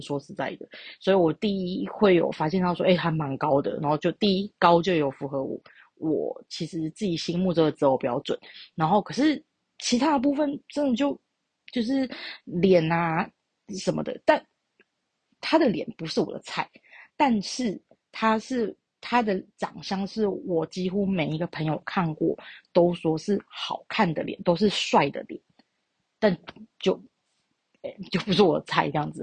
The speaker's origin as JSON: {"language": "Chinese", "region": "Taichung", "country": "Taiwan", "said": "我是台中人"}